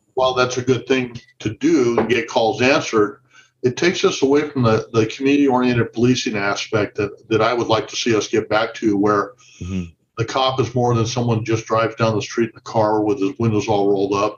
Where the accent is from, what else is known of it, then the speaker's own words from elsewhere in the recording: Santa Barbara, California, United States; moved away as an adult; now in Oxnard, United States; I'm from the Santa Barbara area originally